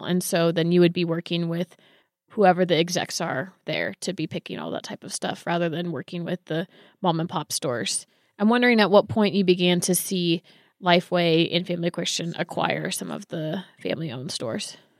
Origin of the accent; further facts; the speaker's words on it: Bay Area, California, United States; I grew up in the Bay Area